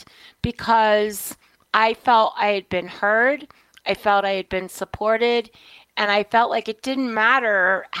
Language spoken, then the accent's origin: English; New York, United States; I was a kid. I was a latchkey kid. I grew up in New York.